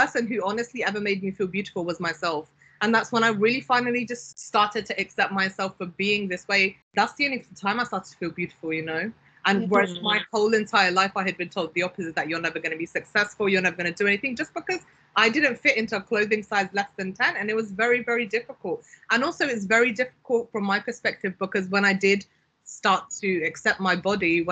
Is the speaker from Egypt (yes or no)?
no; Pakistan; moved away; I'm Pakistani originally. I was born in Pakistan.